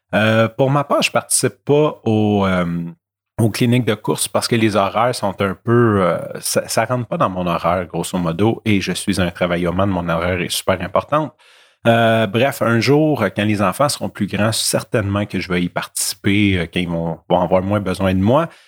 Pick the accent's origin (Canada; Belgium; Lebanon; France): Canada; Montreal, Quebec; je viens de milieux malfamés de Rivière-des-Prairies puis de Montréal-Nord